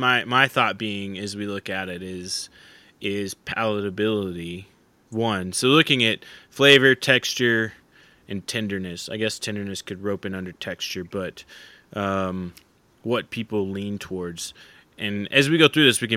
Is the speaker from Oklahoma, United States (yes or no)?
yes; Oklahoma, United States; growing up in Oklahoma